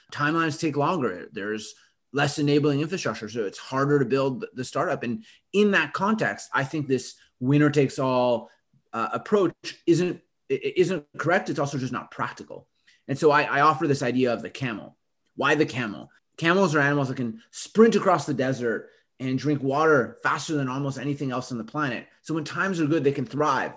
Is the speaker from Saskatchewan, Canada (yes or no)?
no; Winnipeg, Manitoba, Canada; my hometown in Canada, Winnipeg